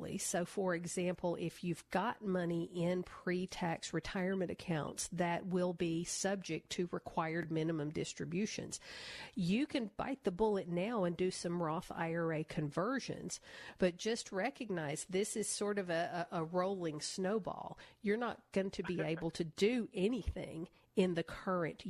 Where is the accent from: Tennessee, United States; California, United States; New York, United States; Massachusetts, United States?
Tennessee, United States; Nashville; I grew up in Nashville. I'm a country music girl